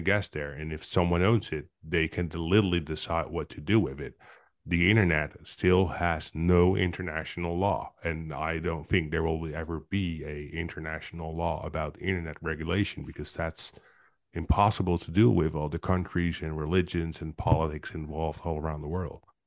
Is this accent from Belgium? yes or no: no; Netherlands; I'm from Netherlands